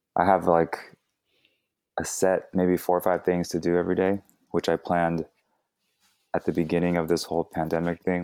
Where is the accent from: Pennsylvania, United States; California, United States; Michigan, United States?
California, United States; Fremont; also born or lived in Daly City / Vallejo; I was born in Daly City, and I was in Daly City till, like, five, five years old, and then I moved to Fremont, which is where I did, like, a majority of my growing up